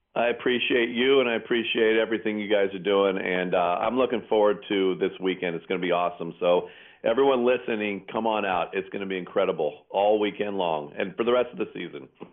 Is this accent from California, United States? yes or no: yes; Pleasanton, California, United States; my hometown of Pleasanton